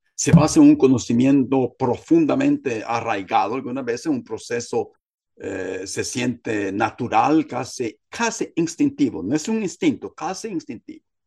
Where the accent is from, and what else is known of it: Guatemala